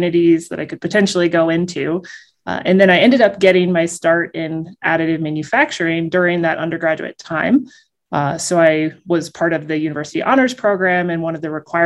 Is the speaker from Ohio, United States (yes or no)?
yes; Springfield, Ohio, United States; I'm originally from Ohio, Springfield, Ohio